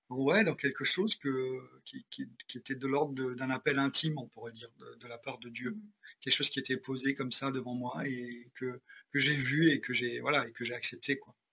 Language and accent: French; France; Puis moi, euh, comme on est biculturel, on est français, on l'a pas dit, on est français américain.